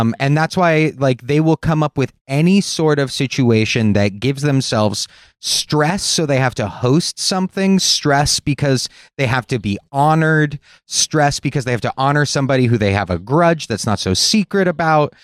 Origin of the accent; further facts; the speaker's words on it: Los Angeles, California, United States; I'm from Los Angeles